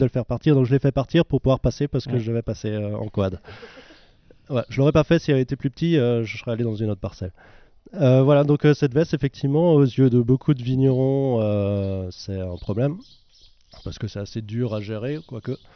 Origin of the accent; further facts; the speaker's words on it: Ammerschwihr, Grand Est, France; Je suis aussi né à Merchuire, j'ai grandi à Merchuire